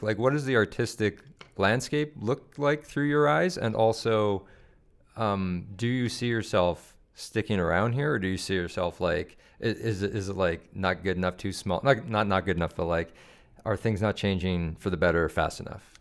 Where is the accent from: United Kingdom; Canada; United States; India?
Canada; Calgary, Alberta; also born or lived in Regina; I live in Hawkwood. That's where I grew up.